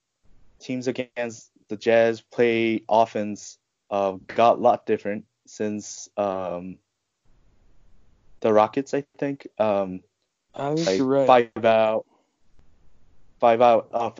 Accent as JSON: {"language": "English", "country": "South Korea", "tie": "born or raised there", "also_born_or_lived": "Utah", "said": "Born and raised in Korea. Lived in Utah"}